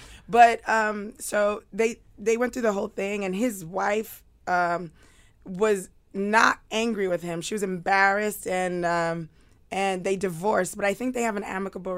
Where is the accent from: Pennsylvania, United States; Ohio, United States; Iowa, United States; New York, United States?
New York, United States; New York City; I grew up in East New York, Brooklyn.